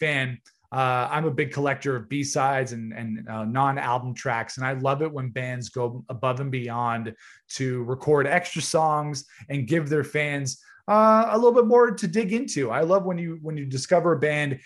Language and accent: English; Canada; We're from Canada